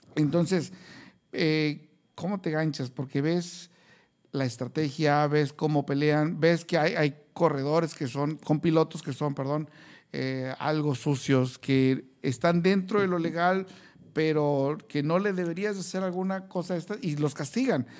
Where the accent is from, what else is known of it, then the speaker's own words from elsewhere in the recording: Mexico; como mexicano